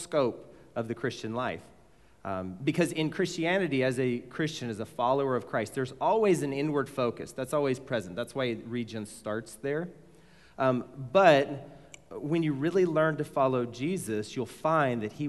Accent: Mesquite, Texas, United States; I grew up in Mesquite

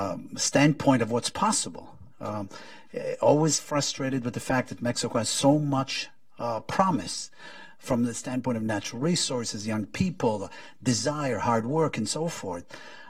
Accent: Israel; moved away; This is my wife, Adriana. She's from Mexico. I'm from Israel.

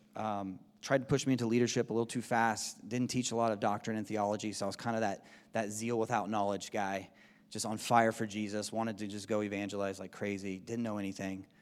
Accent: Southern California, United States; moved away as an adult; now in Spokane, United States; We grew up in Southern California

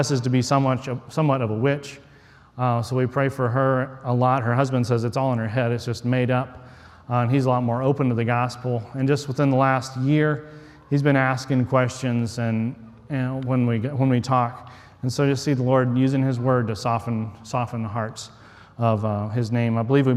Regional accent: West Texas, United States; moved away; I grew up in West Texas in the desert, hardly know anything about fishing

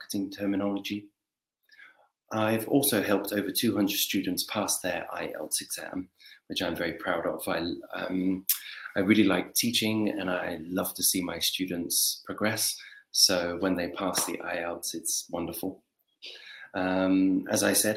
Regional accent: England, United Kingdom; I'm 35 and I'm from England

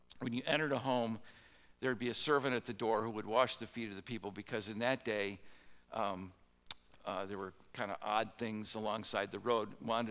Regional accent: Midwest, United States; I'm a Midwesterner, it was a common custom in the Midwest

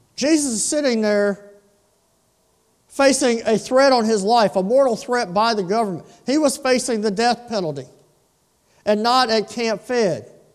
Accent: Lake Charles, Louisiana, United States; When I was a boy, growing up in South Lake Charles

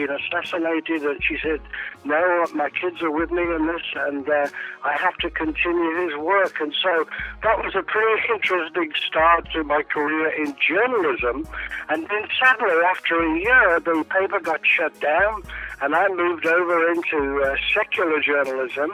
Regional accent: Birmingham, West Midlands, United Kingdom; moved away; also born or lived in London; So I was raised in England, and my dad finally became a pastor in the city of Birmingham in England, and I was raised there

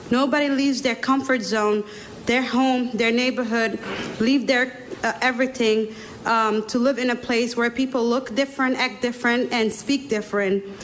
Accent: Somalia; now in United States; I'm from Somalia. 23 years ago, me and my family entered uh, um, in the U.S. to seek asylum.

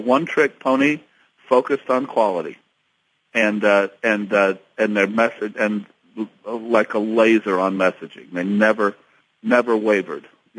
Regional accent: Dayton, Ohio, United States; moved away as an adult; also born or lived in West Point, New York; now in Louisville, United States; I grew up just outside of Dayton, Ohio

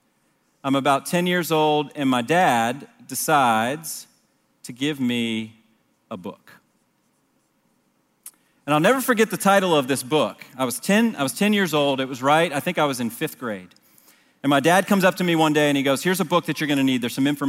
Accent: Washington, District of Columbia, United States; I didn't grow up here. I grew up in the Washington, D.C. area

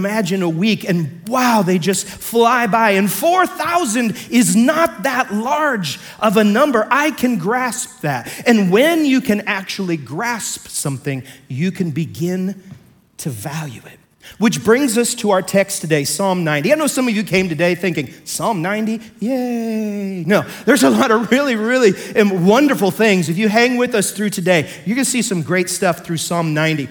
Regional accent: Pike County, Illinois, United States; I come from Pike County, Illinois

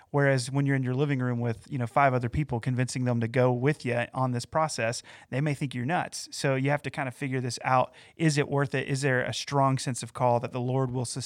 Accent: Valdese, North Carolina, United States; also born or lived in Morganton; So, for me, coming into my hometown in, in a way, so I, I, didn't grow up exactly in Morganton. I grew up in a town called Valdese, which is yeah. in Burke County.

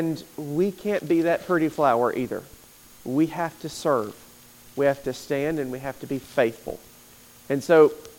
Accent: United States; American Christians

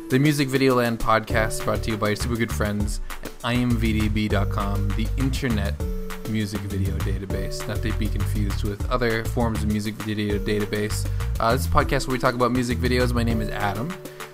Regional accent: Canada; now in United States; I am Canadian, living in the United States

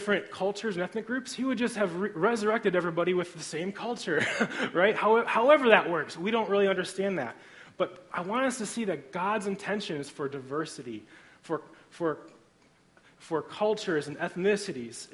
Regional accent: Griffith, Indiana, United States; I grew up in Griffith, Indiana, so I'm a region rat

